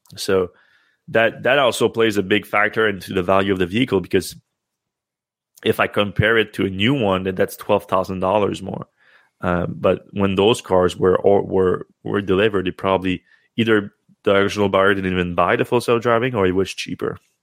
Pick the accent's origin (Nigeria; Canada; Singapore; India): Canada; as a Canadian